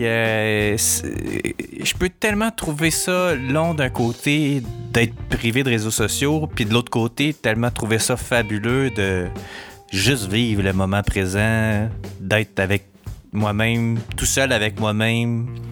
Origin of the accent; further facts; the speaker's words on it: Montreal, Quebec, Canada; je suis pas du coin, je viens de Montréal.